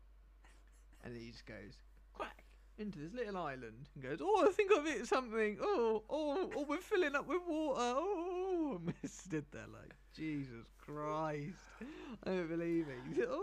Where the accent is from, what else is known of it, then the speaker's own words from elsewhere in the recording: United Kingdom; I'm British.